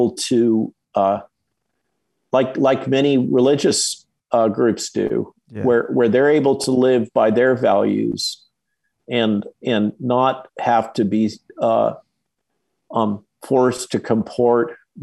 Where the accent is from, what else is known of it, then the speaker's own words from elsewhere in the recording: California, United States; moved away as an adult; also born or lived in Santa Barbara / Chicago; now in Virginia, United States; I grew up in California.